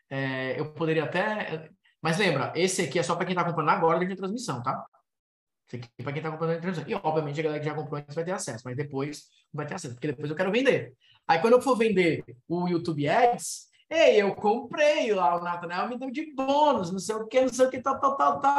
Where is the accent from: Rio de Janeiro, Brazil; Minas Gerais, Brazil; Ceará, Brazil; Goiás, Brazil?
Ceará, Brazil; Cearense aqui também, cabeça chata, né? Tô dentro.